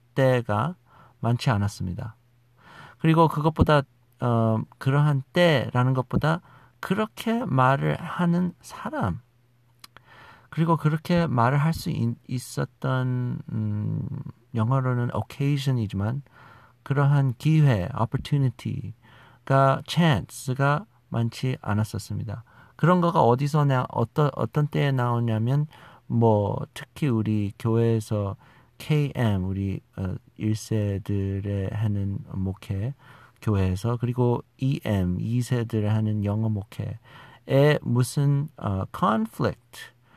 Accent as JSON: {"language": "Korean", "country": "United States", "tie": "born or raised there", "also_born_or_lived": "South Korea", "second_language": "Korean", "said": "제가 우리 미국에서 자라난 아, 2세쯤 되는 사람이라는 것이죠"}